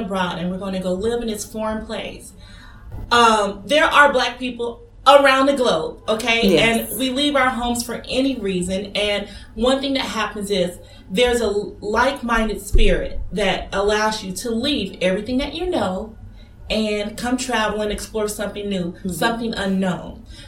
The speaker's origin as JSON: {"language": "English", "town": "Atlanta", "region": "Georgia", "country": "United States", "moved": "as an adult", "lives_now": "Ras Al Khaimah, United Arab Emirates", "said": "I'm from Atlanta, so I'm from a popular metropolitan"}